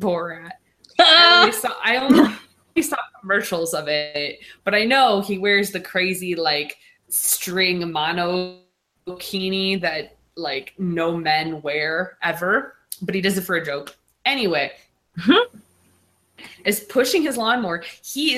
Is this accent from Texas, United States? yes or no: no; Michigan, United States; born or raised there